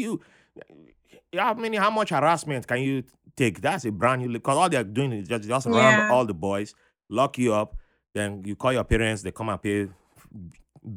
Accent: Benin City, Edo, Nigeria; moved away; also born or lived in Niger Delta; I grew up in Benin City before. That was the city I've lived the longest in before I started moving to other places.

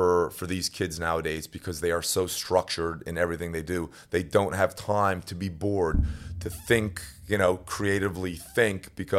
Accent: Newfoundland and Labrador, Canada; I mean, growing up in Newfoundland, I mean, obviously I grew up as a hockey player.

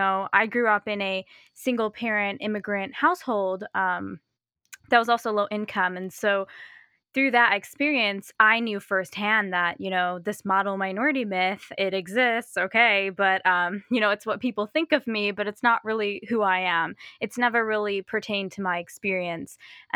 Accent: Chicago, Illinois, United States; So I grew up in the northwest suburbs of Chicago, and so kind of near O'Hare Airport, if people are familiar with that area. And I very fortunately grew up in a very diverse area.

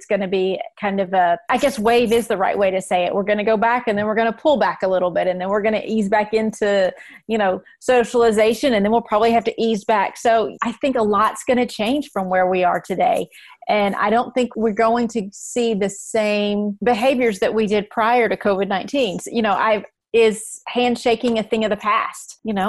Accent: the South, United States; I'm from the South, right?

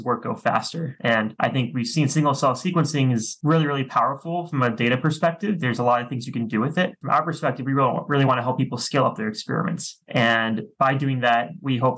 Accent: Washington, District of Columbia, United States; moved away as an adult; now in Seattle, United States; I'm from the East Coast of the US originally, from the Washington, DC area.

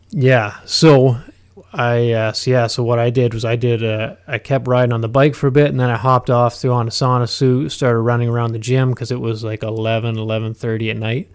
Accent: Huntsville, Ontario, Canada; I've spent my, my entire life in Huntsville

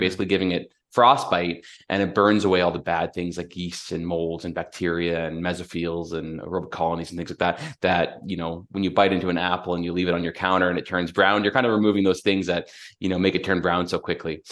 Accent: London, Ontario, Canada; I was born and raised in London, Ontario.

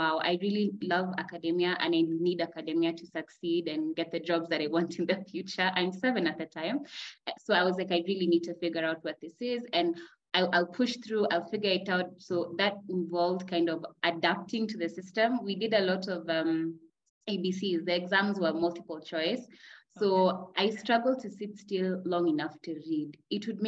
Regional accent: Kenya; also born or lived in Nairobi, Kenya; I am a psychoeducator living in Kenya, Nairobi, Kenya

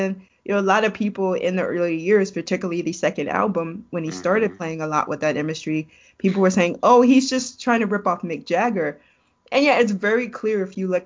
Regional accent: New York City, New York, United States; I grew up in New York City

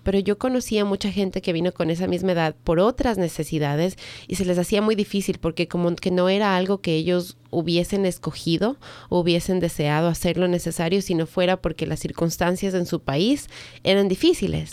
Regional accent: Ecuador; moved away as an adult; now in United States; en el Ecuador, que es de donde soy yo

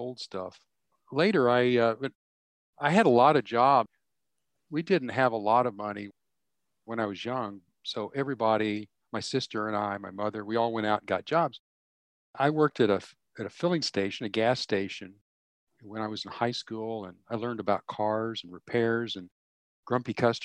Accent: Fort Worth, Texas, United States; I grew up in Fort Worth, Texas

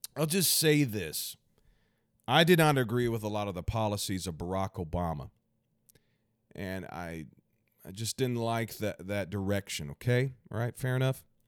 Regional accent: United States; as an American

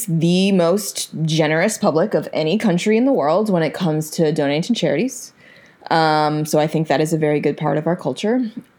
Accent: United States; But the association I had with the word, just based on it being an American, was kind of like a positive one.

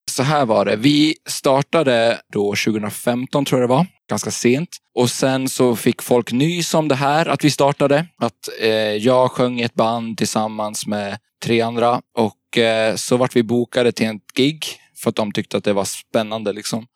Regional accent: Gotland, Sweden; also born or lived in Småland / Gothenburg; now in Stockholm, Sweden; Jag är från Gotland från början. Och har bott lite i Småland och Göteborg, men nu bor jag i Stockholm.

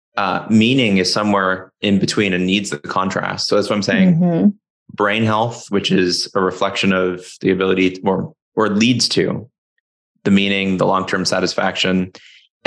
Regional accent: Florida, United States; moved away as an adult; now in Seattle, United States; from where I grew up in Florida

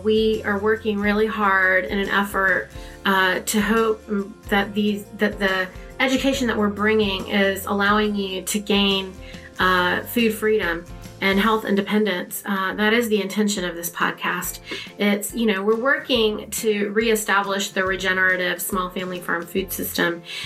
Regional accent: North Carolina, United States; we grew up in North Carolina

